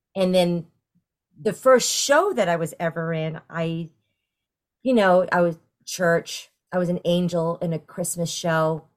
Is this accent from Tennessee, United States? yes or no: no; New York, United States; moved away as an adult; now in Florida, United States; I am originally from New York and, uh, I took it, I took for granted that I'm, I, I grew up in a town twenty minutes northwest of the city